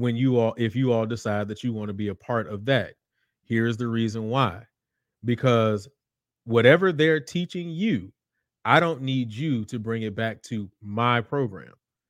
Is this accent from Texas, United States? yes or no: yes; Houston, Texas, United States; I'm from Houston. I was born and raised on the southwest. Well, I was born on the north side, but I was raised on the southwest side of Houston. And I came from Willow Ridge High School